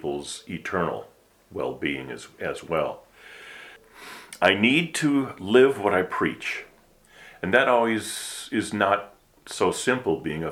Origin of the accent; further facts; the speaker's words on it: Milwaukee, Wisconsin, United States; moved away as an adult; also born or lived in California / St. Louis; I grew up in the Midwest in the Milwaukee area, the first 47 years of my life